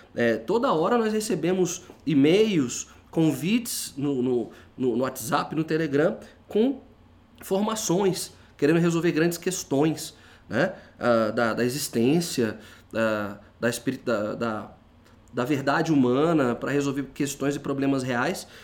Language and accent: Portuguese; Brazil; nós somos brasileiros